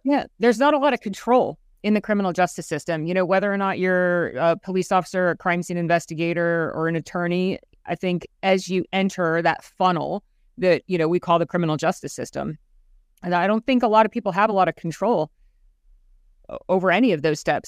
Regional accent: Central Florida, United States; Born and raised in Central Florida

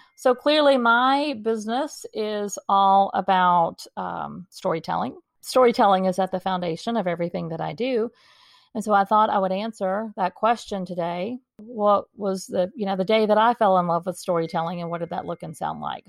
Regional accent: Dallas, Texas, United States; I grew up in Dallas, Texas, and I was going to school in Dallas

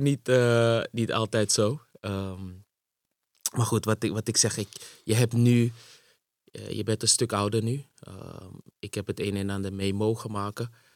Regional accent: Amsterdam, North Holland, Netherlands; also born or lived in Suriname; ik ben in Suriname geboren. En op een gegeven moment eh, in 89, op zesjarige leeftijd, hier naartoe verhuisd, naar Nederland en ehm, in Amsterdam terechtgekomen.

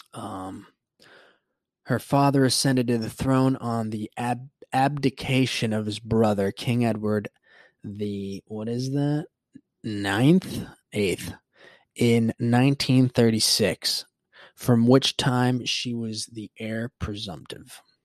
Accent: Puerto Rico; moved away; also born or lived in Florida; growing up Hispanic and growing up in Puerto Rico, when I moved to Florida

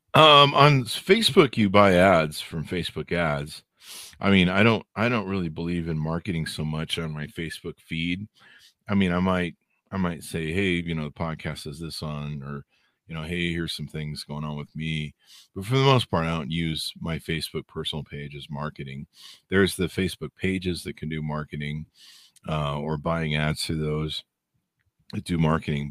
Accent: Southern California, United States; born and raised in SoCal

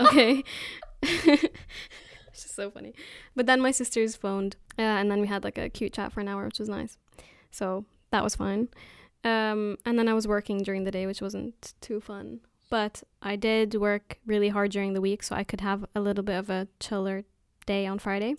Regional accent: Jordan; now in Newbury, United Kingdom; I'm from Jordan, but I live in Newbury at the moment

